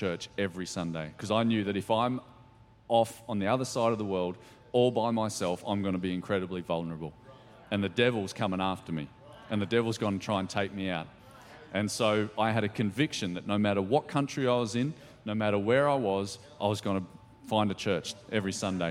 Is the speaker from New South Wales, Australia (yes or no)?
yes; Ballina, New South Wales, Australia; moved away as an adult; also born or lived in Lismore / London; I grew up in Ballina, just a few hours south of here, and went to school there